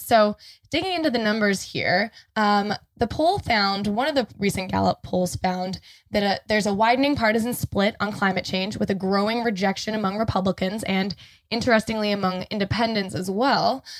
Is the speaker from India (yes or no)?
no; Canada; now in Los Angeles, United States; as a Canadian citizen